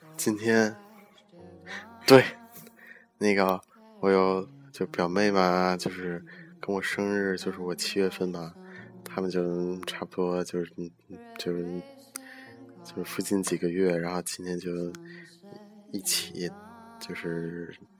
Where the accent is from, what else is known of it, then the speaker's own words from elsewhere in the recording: China; moved away; 作为一个中国人